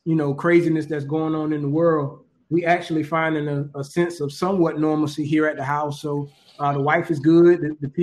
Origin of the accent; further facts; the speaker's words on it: Orangeburg, South Carolina, United States; moved away; a position came open at South Carolina State in my hometown of Orangeburg